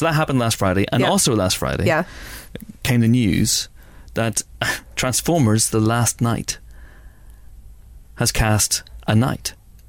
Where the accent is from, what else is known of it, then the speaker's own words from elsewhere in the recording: Northern Ireland, United Kingdom; accent: Northern Irish; in case my Northern Irish accent's too strong.